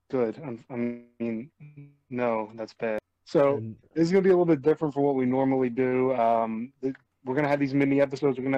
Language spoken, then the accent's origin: English; United States; because I'm an American.